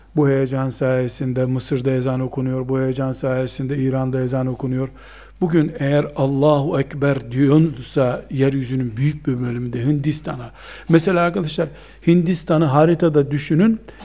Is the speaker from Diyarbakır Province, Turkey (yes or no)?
no; Trabzon, Turkey